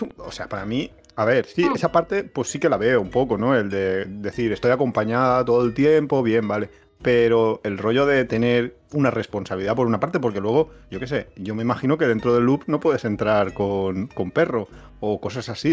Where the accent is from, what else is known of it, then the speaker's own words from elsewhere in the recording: Valencia, Valencian Community, Spain; now in Alicante, Spain; nosotros somos de Valencia